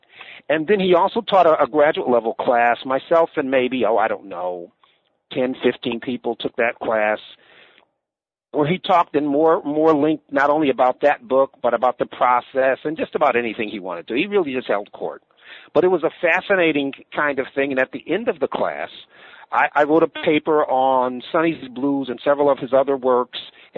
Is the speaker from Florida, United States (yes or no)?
no; Buffalo, New York, United States; And so again, my story, African-American, born and raised in Buffalo, New York, from Buffalo, which is where I got not only my public school education, but also attended the University of Buffalo on the undergraduate level